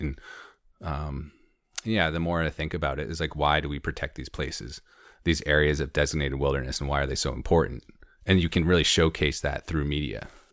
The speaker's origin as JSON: {"language": "English", "town": "Conway", "region": "New Hampshire", "country": "United States", "tie": "born or raised there", "also_born_or_lived": "Maine / San Diego / Baja / Madison, New Hampshire", "lives_now": "Jackson, United States", "said": "I grew up in Conway"}